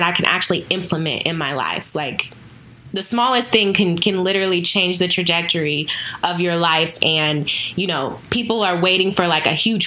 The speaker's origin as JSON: {"language": "English", "town": "Houston", "region": "Texas", "country": "United States", "moved": "yes", "lives_now": "Dallas, United States", "said": "I'm from Houston, even though I live in Dallas"}